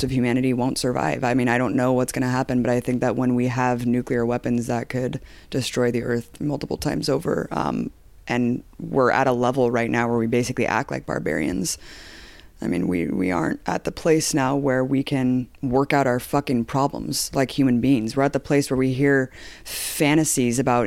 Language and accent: English; United States; I'm an American